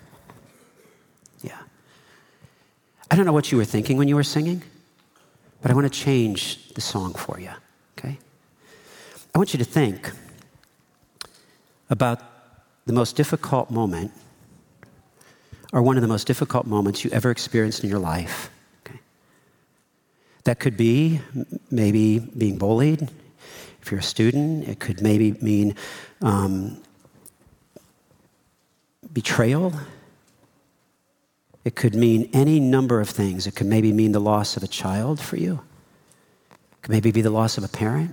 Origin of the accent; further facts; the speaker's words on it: South Carolina, United States; moved away; also born or lived in California; I was from South Carolina